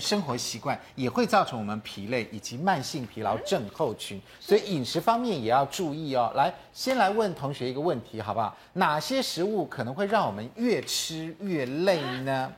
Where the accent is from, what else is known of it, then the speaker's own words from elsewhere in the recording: Taiwan; 我们台湾人